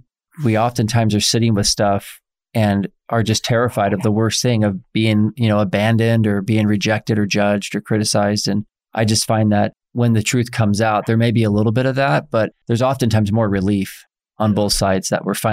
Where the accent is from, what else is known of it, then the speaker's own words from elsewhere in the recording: Oklahoma, United States; I'm from Oklahoma. I'm super creative with my vocabulary.